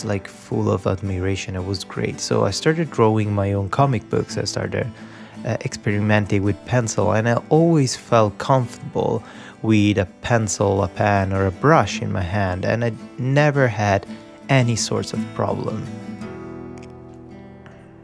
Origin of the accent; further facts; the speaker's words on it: Rome, Lazio, Italy; moved away as an adult; now in Vancouver, Canada; So I'm Italian. I was born in Italy, Rome. I lived in Italy until I was 28. Then I decided to move to Vancouver